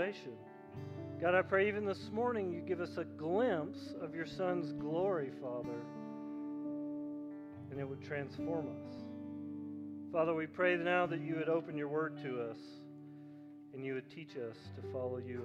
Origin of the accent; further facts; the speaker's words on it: Tennessee, United States; When I grew up in Tennessee